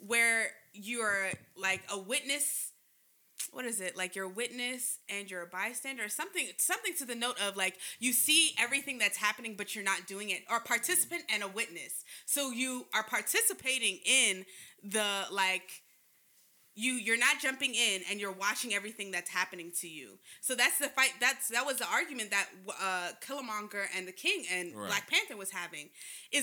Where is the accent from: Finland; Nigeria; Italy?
Nigeria; My country is suffering